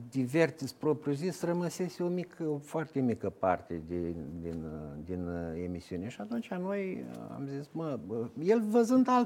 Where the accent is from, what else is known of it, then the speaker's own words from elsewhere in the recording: Romania; dar ca român, ca făcând parte din nația